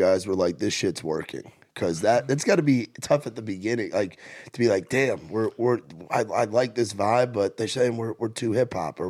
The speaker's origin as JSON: {"language": "English", "region": "New York", "country": "United States", "said": "I'm from New York"}